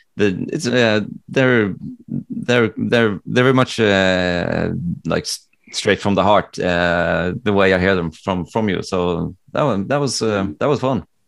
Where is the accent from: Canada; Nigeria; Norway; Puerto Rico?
Norway; born or raised there; English is a second language; also born or lived in Connecticut, United States